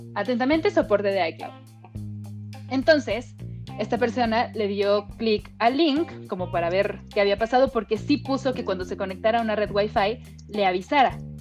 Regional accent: Mexico; como actriz mexicana

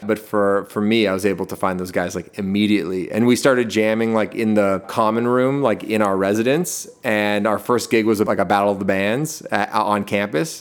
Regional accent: Toronto, Ontario, Canada; also born or lived in Hamilton; I, I grew up in Toronto, like, right downtown

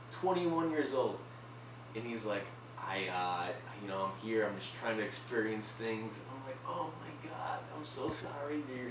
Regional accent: United States; I'm from the States

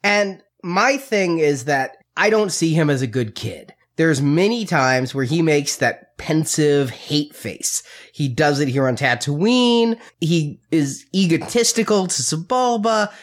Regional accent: United States; being raised American and around Christians

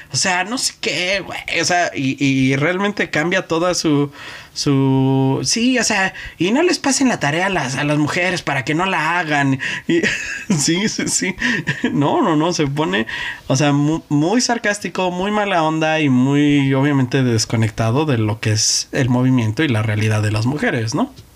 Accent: Mexico; Yo como mexicano

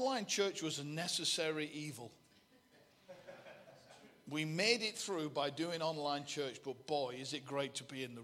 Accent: Bolton, North West England, United Kingdom; accent: Bolton; the accent's Bolton.

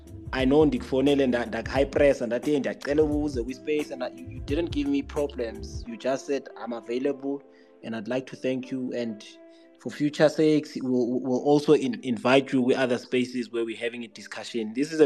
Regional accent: South Africa; As a South African football follower, I would like to say thank you to him for giving us this opportunity.

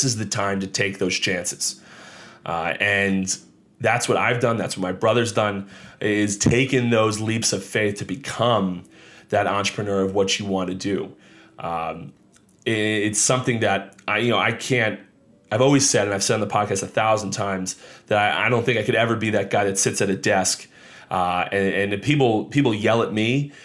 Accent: Monmouth County, New Jersey, United States; I grew up down here in Monmouth County, New Jersey

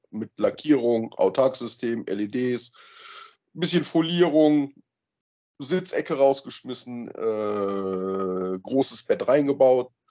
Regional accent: Remscheid, North Rhine-Westphalia, Germany; ich komme aus Remscheid aus dem schönen Bergischen Land.

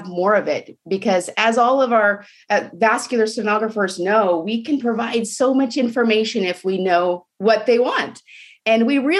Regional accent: Portland, Oregon, United States; also born or lived in Tacoma, Washington / Seattle, Washington; now in Hood River, United States; I grew up in Portland, Oregon

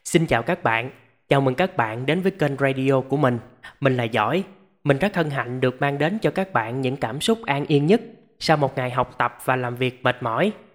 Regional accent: Mekong Delta, Vietnam; now in Ho Chi Minh City, Vietnam; bà con miền tây quê tôi

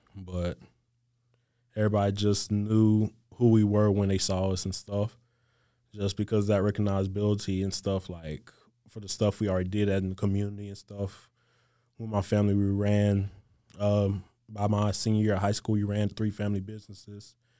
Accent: Gulf Coast of Mississippi, United States; moved away as an adult; growing up on the Gulf Coast of Mississippi

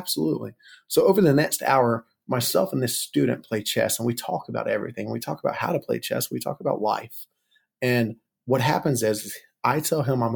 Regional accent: Monroe, North Carolina, United States; moved away as an adult; now in Lynchburg, United States; I was from Monroe, North Carolina, and I didn't grow up in a Christian home.

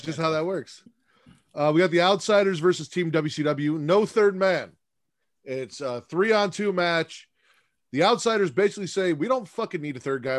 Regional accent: Chicago, Illinois, United States; I'm from Chicago

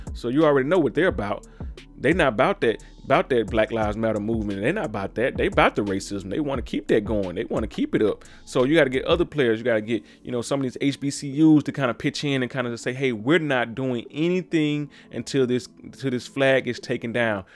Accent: Mississippi, United States; down in my home state of Mississippi

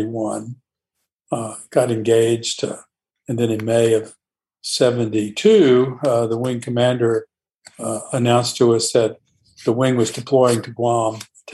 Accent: Savannah, Georgia, United States; also born or lived in Atlanta, Georgia; Growing up in Savannah, Georgia

